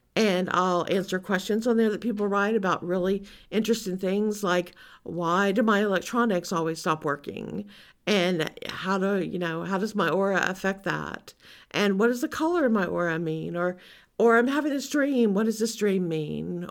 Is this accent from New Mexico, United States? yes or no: no; Louisiana, United States; growing up in Louisiana